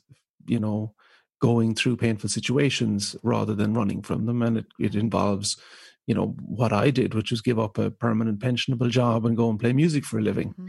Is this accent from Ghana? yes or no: no; Ireland; So I'm the second of four children. We grew up in rural Ireland